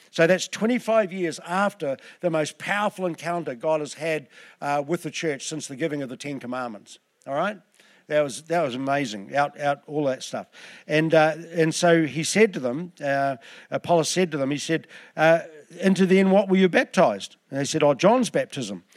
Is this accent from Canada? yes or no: no; Southland, New Zealand; I'm from Southland